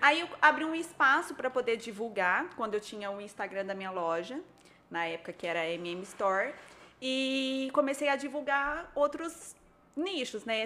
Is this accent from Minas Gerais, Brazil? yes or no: no; Barretos, São Paulo, Brazil; now in São José do Rio Preto, Brazil; Eu nasci em Barretos